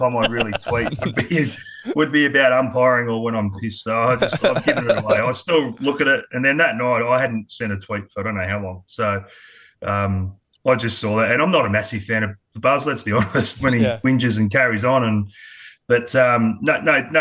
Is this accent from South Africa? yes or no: no; Adelaide, South Australia, Australia; also born or lived in Sydney, Australia; now in Queensland, Australia; I was born in Sydney, but moved over to Adelaide when I was quite young, about three and a half